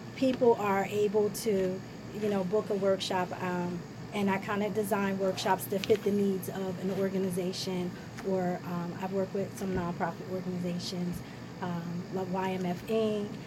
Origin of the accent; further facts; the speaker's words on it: Ewing Township, New Jersey, United States; we grew up in Ewing